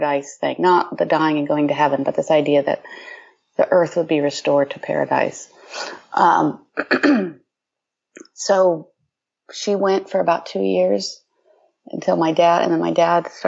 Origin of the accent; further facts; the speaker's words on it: Ohio, United States; I grew up in Ohio